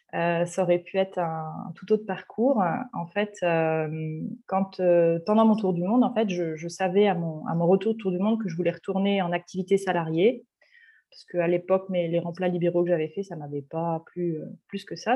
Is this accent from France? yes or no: yes; Paris region, Île-de-France, France; moved away as an adult; now in Marseille, France; Je suis, je suis parisienne d'origine, de région parisienne. Je suis actuellement exilée à Marseille